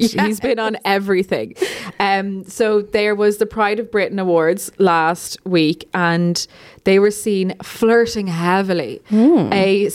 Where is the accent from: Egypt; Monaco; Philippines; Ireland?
Ireland; as an Irish person